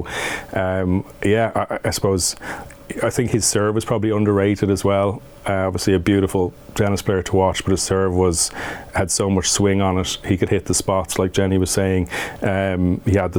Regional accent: Ireland; growing up in Ireland, we would have grown up on an AstroTurf court

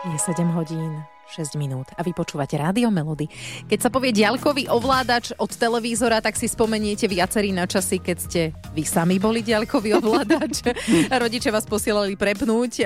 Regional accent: Trnava, Trnava Region, Slovakia; Obaja sme z Trnavy

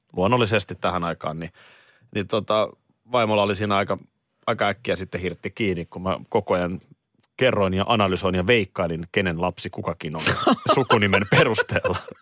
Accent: Nurmijärvi, Uusimaa, Finland; moved away; mun juuret mun suku. Joo. Tavallaan mistä mä olen tullut, niin se on Nurmijärvi.

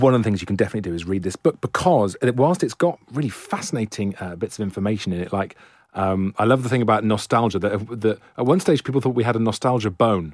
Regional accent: Wales, United Kingdom; I'm Welsh

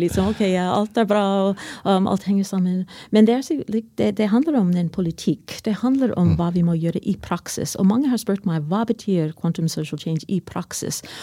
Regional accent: United States; Norwegian is a second language; now in Norway; Jeg kommer fra USA

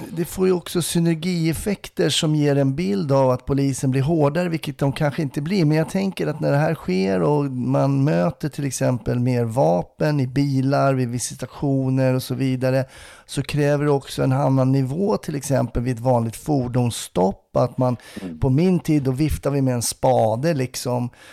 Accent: Stockholm, Stockholm County, Sweden; Det som stockholmare

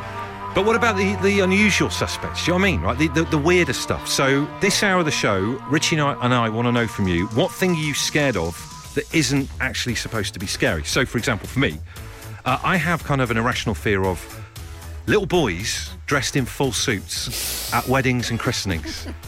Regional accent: Trowbridge, South West England, United Kingdom; growing up in Trowbridge in the 1980s.

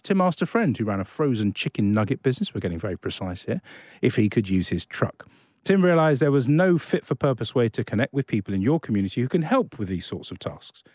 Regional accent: Australia; we're so Australian here

